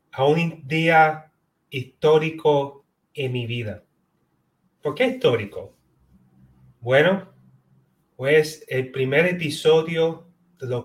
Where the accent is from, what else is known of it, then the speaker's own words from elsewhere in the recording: Puerto Rico; now in Florida, United States; que nací y fui criada en Puerto Rico y hoy en día resido en la Florida, en los Estados Unidos.